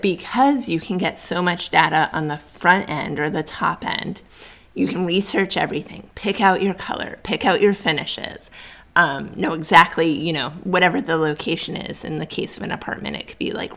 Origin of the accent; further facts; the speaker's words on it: New England, United States; moved away; I'm originally from New England, so I'm an East Coast girl